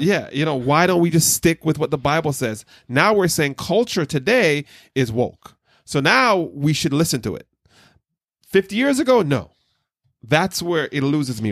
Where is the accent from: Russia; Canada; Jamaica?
Jamaica; growing up in Jamaica and different black churches